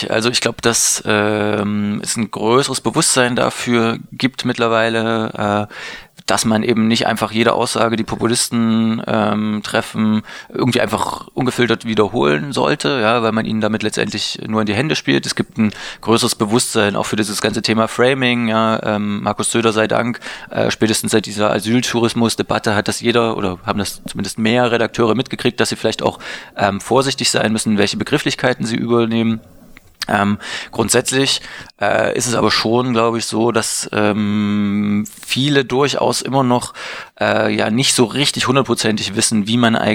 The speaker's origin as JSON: {"language": "German", "town": "Leipzig", "region": "Saxony", "country": "Germany", "lives_now": "Berlin, Germany", "said": "Ich komme aus Leipzig, ähm, wohne mittlerweile in Berlin ähm, und äh, finde aber Berlin die bessere Stadt"}